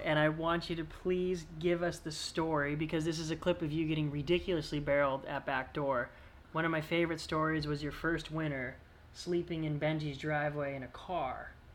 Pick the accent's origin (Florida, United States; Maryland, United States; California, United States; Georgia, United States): California, United States; as a Californian